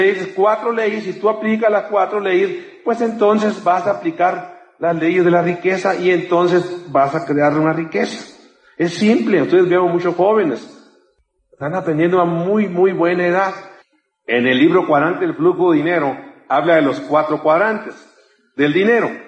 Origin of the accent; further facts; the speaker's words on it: Mexico; Yo te digo, yo, te digo, yo vengo desde México, no tengo por qué engañarte.